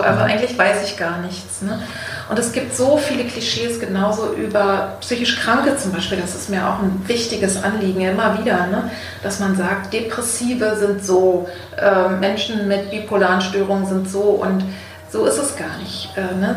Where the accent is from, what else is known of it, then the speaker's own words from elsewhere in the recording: East Germany, Germany; ich bin in, in der DDR geboren